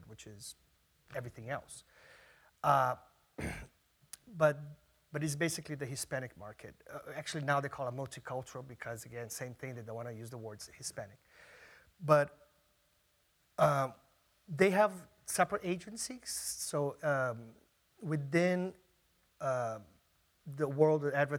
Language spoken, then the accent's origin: English; Brazil; now in New York City, United States; I'm from Brazil